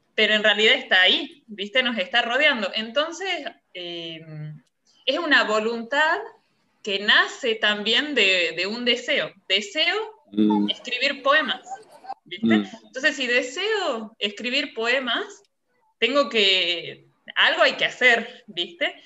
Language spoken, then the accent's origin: Spanish; Salta, Argentina; now in France; Argentina yo vengo de Salta